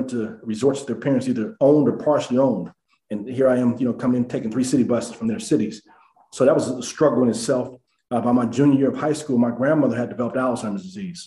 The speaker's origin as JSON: {"language": "English", "town": "Denver", "region": "Colorado", "country": "United States", "tie": "born or raised there", "said": "I grew up in Denver, Colorado."}